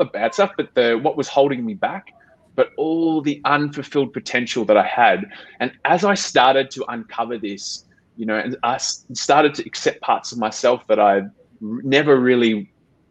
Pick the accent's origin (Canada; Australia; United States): Australia; Melbourne, Victoria; moved away as an adult; I'm half Australian, half Filipino. I grew up in Melbourne